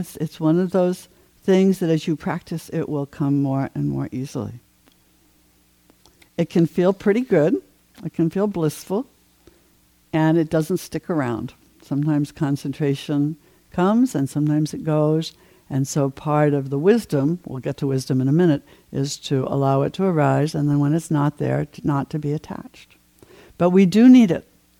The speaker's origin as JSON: {"language": "English", "region": "New England", "country": "United States", "tie": "born or raised there", "said": "I grew up in New England"}